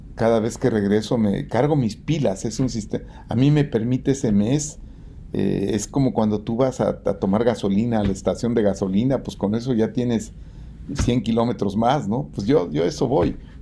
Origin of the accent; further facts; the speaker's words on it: Mexico; yo soy un agente que vengo de la clase media como cualquier mexicano